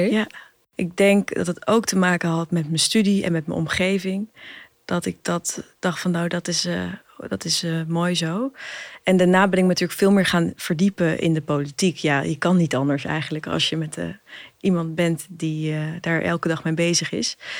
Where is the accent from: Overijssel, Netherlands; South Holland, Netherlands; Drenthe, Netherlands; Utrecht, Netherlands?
Overijssel, Netherlands; Hengelo; moved away as an adult; also born or lived in Amsterdam; Ik ben opgegroeid in Twente, in Hengelo